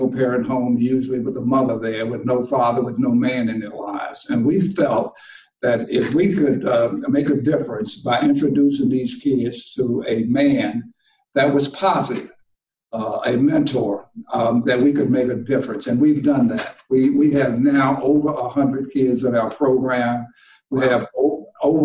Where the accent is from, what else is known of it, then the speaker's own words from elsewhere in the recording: Washington, District of Columbia, United States; moved away as an adult; also born or lived in Syracuse / Detroit; the older guys in the neighborhood where I grew up in Washington.